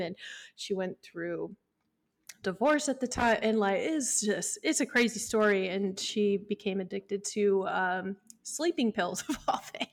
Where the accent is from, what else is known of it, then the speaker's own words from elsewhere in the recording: Midwest, United States; I grew up in the Midwest where it was just like, you kinda just work and get over it